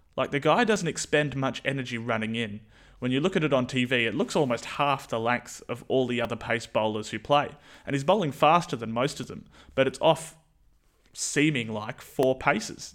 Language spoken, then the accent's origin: English; New Zealand; being a Kiwi